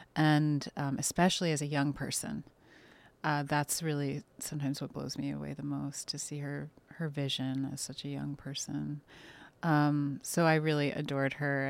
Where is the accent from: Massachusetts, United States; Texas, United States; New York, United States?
New York, United States; New York City; they raised, uh, me and my siblings in, uh, on the Upper West Side